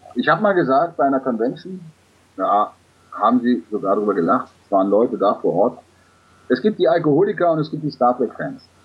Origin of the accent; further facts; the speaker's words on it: Germany; wir Deutschen